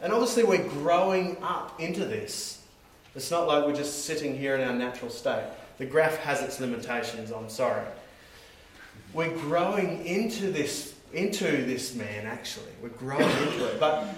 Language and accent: English; Australia; now in New Zealand; I'm Australian. And living in New Zealand